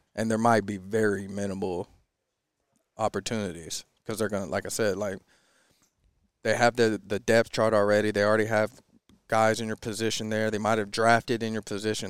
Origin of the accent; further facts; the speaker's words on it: Lakewood, Washington, United States; I grew up in Lakewood, Washington, about an hour south of, uh, Seattle